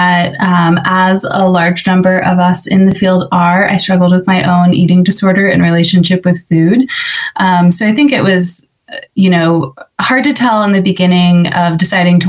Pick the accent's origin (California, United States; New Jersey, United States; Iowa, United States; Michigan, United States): Iowa, United States; just outside of West Des Moines; moved away as an adult; now in Denver, United States; I was born and raised just outside of West Des Moines. I grew up on a farm